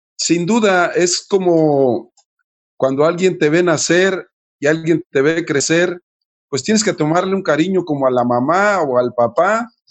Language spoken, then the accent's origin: Spanish; Nayarit, Mexico; moved away; Jalisco, Nayarit, mi tierra, mi pueblo